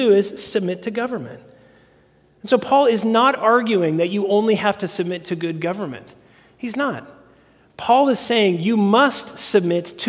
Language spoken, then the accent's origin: English; United States